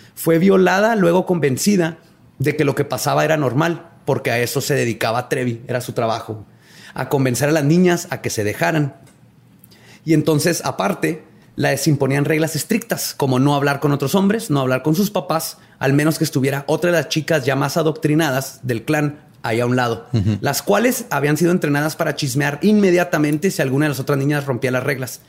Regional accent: Ciudad Juárez, Chihuahua, Mexico; Una de las famosas de Juárez que está en telenovelas y todo vivía a tres cuadras de mi casa

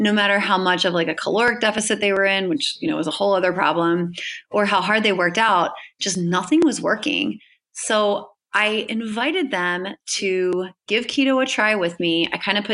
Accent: Hershey, Pennsylvania, United States; I'm originally from Hershey, Pennsylvania

